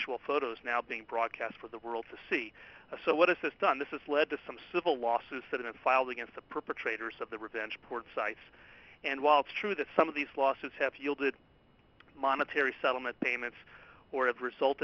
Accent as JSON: {"language": "English", "region": "California", "country": "United States", "tie": "born or raised there", "said": "my home state of California"}